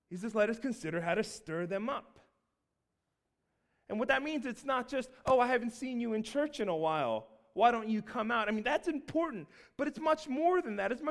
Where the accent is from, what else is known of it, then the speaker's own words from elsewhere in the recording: Seattle, Washington, United States; now in Baltimore, United States; we're originally from the West Coast. We were all, my whole family was born in Seattle, and we moved over to Baltimore on the East Coast.